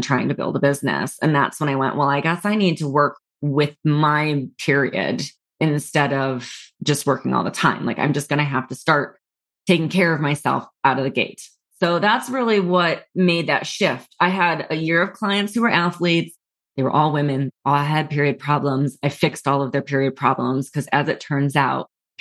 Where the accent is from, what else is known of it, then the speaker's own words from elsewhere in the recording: New York City, New York, United States; moved away; also born or lived in Los Angeles; I was from New York City